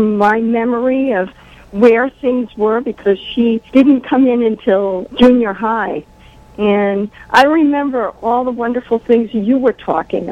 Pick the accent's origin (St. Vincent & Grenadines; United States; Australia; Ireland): United States; New City, New York; born or raised there; now in Massachusetts, United States